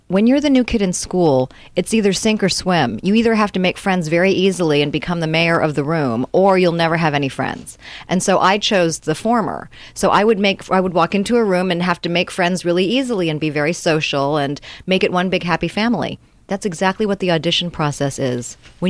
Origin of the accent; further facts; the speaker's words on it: Reston, Virginia, United States; also born or lived in Arlington, Virginia / San Francisco / Honolulu / Cambridge, Massachusetts; Well, I was born there, but I grew up in the Reston area, which is close to Washington, D.C. But I'm a Navy brat.